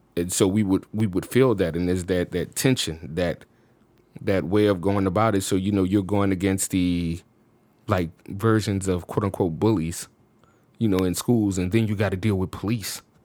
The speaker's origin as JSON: {"language": "English", "town": "New Orleans", "region": "Louisiana", "country": "United States", "tie": "born or raised there", "also_born_or_lived": "Chicago", "moved": "as an adult", "said": "I'm born and raised in New Orleans, and Chicago was my first experience outside of the state living somewhere."}